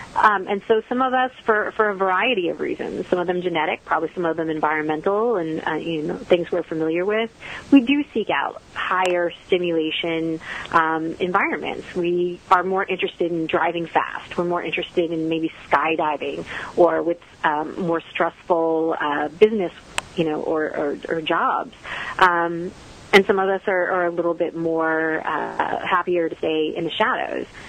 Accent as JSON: {"language": "English", "region": "the Northeast near New York City", "country": "United States", "tie": "born or raised there", "moved": "yes", "lives_now": "Texas, United States", "said": "I grew up in the Northeast near New York City"}